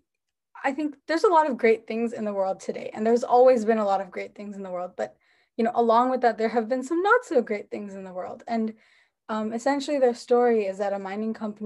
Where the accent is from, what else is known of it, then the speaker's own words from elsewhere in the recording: New Jersey, United States; I'm from New Jersey in the US.